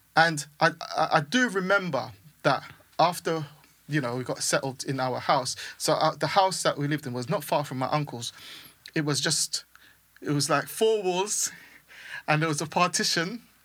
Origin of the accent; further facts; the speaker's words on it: St. Vincent & Grenadines; also born or lived in Hackney, London, United Kingdom; now in United Kingdom; I grew up in the Caribbean. My, my younger years were in the Caribbean